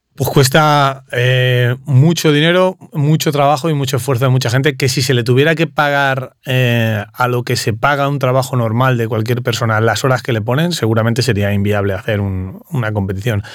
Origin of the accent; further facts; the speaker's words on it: Puertollano, Castilla-La Mancha, Spain; moved away as an adult; also born or lived in Riviera Maya, Mexico; yo soy de Ciudad Real, de Puerto Llano, en Ciudad Real.